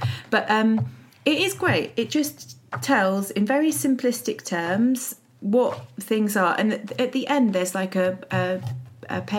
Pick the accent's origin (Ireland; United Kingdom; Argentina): United Kingdom; Windsor, South East England; moved away; I was brought up in Windsor, which is privileged to the, you know, extreme.